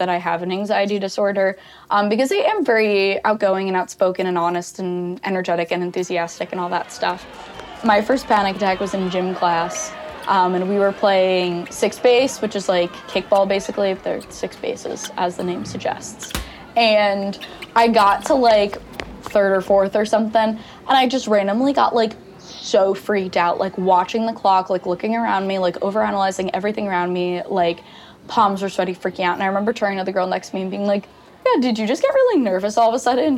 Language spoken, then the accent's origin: English; Long Island, New York, United States; I am from Long Island, New York. I grew up a Rangers fan and a Mets fan